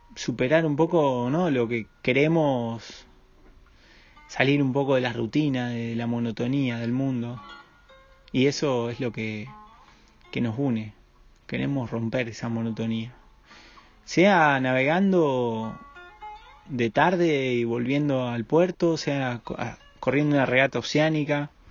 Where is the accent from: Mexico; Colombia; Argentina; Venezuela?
Argentina; yo también soy de ahí del Paraná, del río, ese chocolate que fluye.